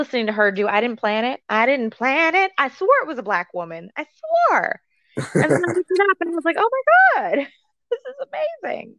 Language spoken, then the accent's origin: English; Central Texas, United States; accent: country; Listen, I grew up in Central Texas.